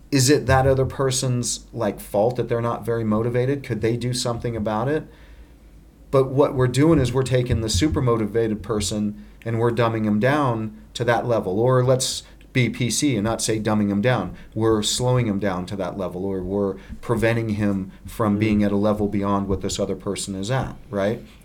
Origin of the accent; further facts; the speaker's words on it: Littleton, Colorado, United States; I grew up in Littleton, Colorado